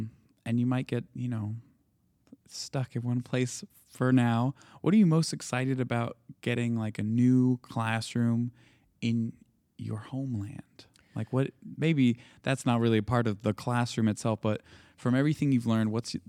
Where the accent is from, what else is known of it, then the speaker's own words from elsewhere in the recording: Louisiana, United States; I'm actually from Louisiana originally, so I have a lot of that Acadian, Cajun